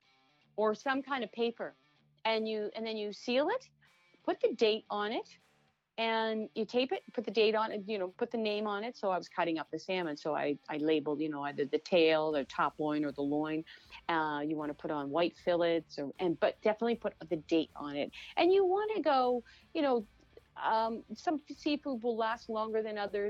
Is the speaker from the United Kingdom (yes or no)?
no; Atlantic Canada, Canada; moved away as an adult; now in New York City, United States; I was brought up in Atlantic Canada